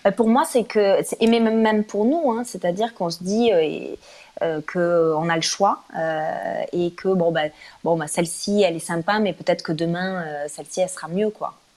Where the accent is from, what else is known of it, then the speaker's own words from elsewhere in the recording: Toulouse, Occitania, France; now in Paris, France; avec mon accent, donc je viens de Toulouse